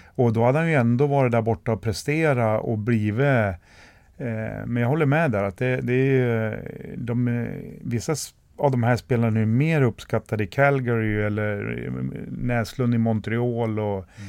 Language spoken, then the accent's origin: Swedish; Västerås, Västmanland, Sweden; jag är också född här i Västerås och har ju alltid stått på läktaren och tittat på alla kvalmatcher